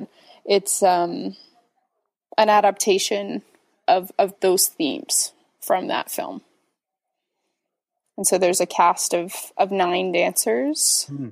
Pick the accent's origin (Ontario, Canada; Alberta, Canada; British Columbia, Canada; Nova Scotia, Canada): British Columbia, Canada; just outside of Victoria; now in Toronto, Canada; I grew up just outside of Victoria, and Victoria is not super small, but the community that I grew up in outside of Victoria is very small